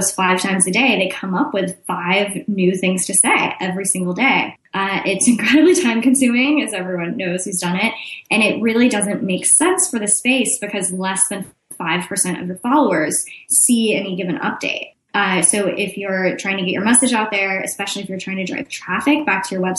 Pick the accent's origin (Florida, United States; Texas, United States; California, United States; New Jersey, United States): Texas, United States; Austin; also born or lived in Chicago; I'm from Austin, Texas, which is also where I live now